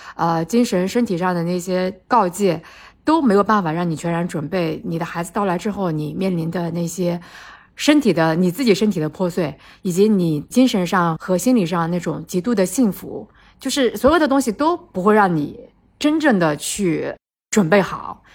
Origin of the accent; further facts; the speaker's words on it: China; 我们中国人